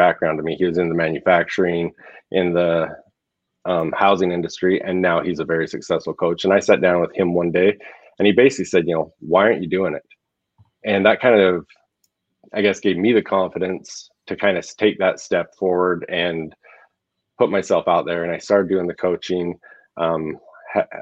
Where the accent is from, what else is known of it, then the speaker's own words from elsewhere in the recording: Southern Alberta, Canada; moved away as an adult; now in Arizona, United States; I grew up in Southern Alberta, lived there till 2016. And then because of what we were trying to do with some of the things with Kodiak Mountain Stone, I actually moved to Arizona at that time